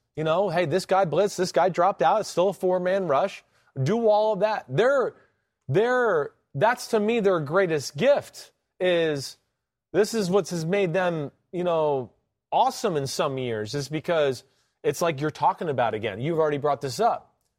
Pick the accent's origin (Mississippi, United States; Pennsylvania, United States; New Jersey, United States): New Jersey, United States; I'm from Jersey